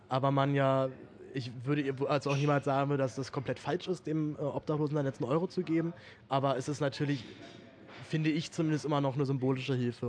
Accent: Berlin, Germany; ich bin in Berlin aufgewachsen

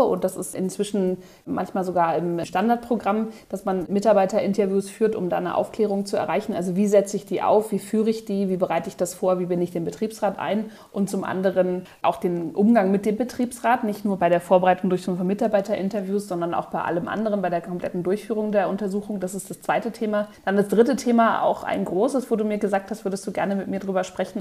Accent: Berlin, Germany; moved away as an adult; now in Munich, Germany; keine gebürtige Münchnerin, sondern komme eigentlich aus Berlin

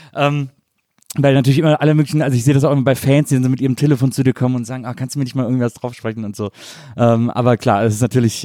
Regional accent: Rhineland, Germany; ich bin halt so to total westdeutsches Kind, irgendwie äh, in den 70ern äh, im Rheinland aufgewachsen

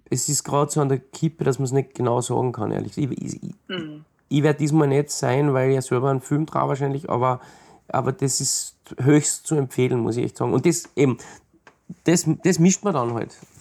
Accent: Austria; ich bin selber in die Berge aufgewachsen

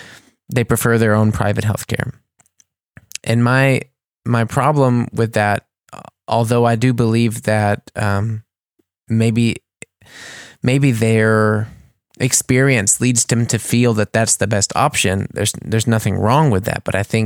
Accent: United States; now in Germany; And I'm saying this because I am American, but this was something I didn't realize until I came here

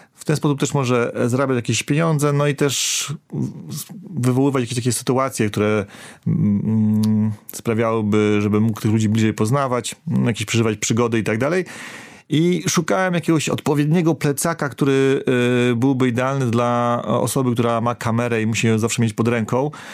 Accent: Warmian-Masurian Voivodeship, Poland; Ja pochodzę z Warmii

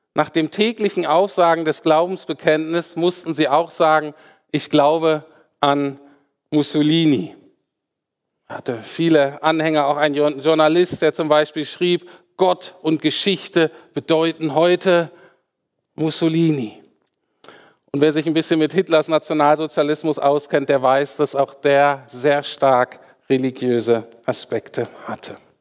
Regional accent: Germany; für uns Deutsche

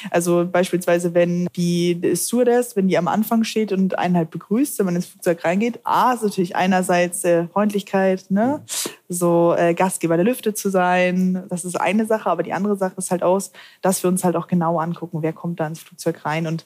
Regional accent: Hamburg, Germany; ich komme aus Hamburg, deswegen.

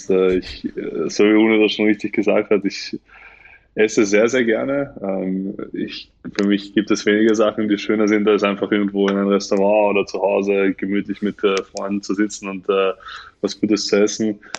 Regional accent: Tunisia; born there; Ja, also ich bin, ich bin, ich bin ja nur in Tunesien geboren. Das ist das Einzige, was, also, was mich mit Tunesien verbindet.

